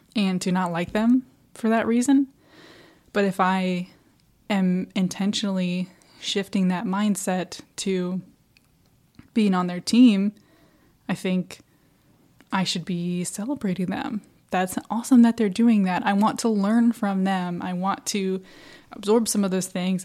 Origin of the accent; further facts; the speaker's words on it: Midwest, United States; now in Florida, United States; I'm from the Midwest